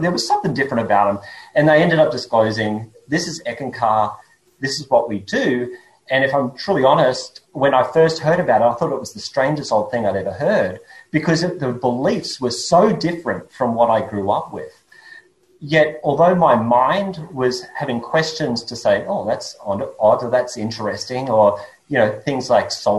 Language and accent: English; Australia; accent: Australian; my accent is Australian. Born and grew up in Australia